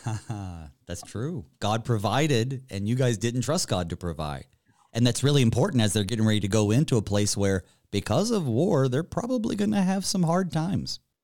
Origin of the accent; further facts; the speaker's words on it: Western North Carolina, United States; growing up in Western North Carolina